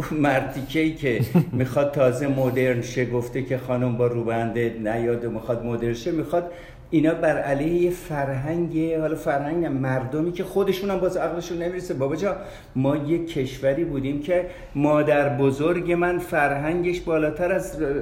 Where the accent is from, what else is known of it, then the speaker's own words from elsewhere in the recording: Tafresh, Markazi, Iran; also born or lived in Australia; تکلیف من خواهم مال ایران مال تفرش